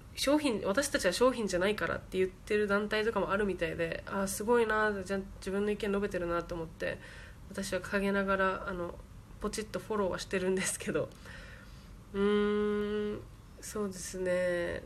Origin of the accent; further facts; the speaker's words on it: Japan; お父さんがアメリカ人です。あ、育ちは日本です。